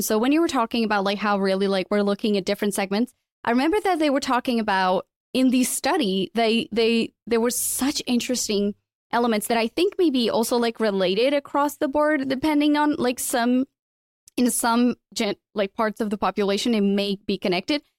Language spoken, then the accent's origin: English; Portugal; moved away as an adult; also born or lived in London; I'm originally from Portugal. I left, uh, Portugal when I was twenty-one after, you know, graduating and working in radio. I moved to London.